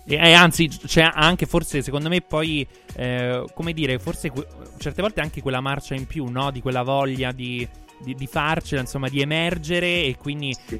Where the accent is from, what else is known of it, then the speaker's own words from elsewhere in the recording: Salento, Apulia, Italy; noi siamo tutti eh. salentini